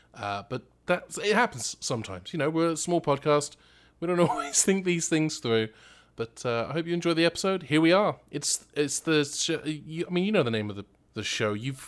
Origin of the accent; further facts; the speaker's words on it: England, United Kingdom; It is set in my hometown in England.